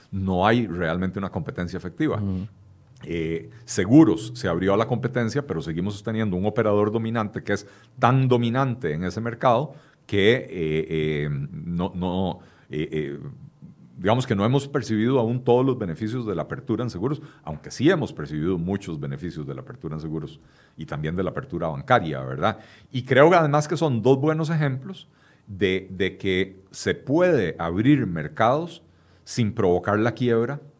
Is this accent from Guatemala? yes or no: no; Costa Rica; Y al final de cuentas, consumidores somos todos los costarricenses.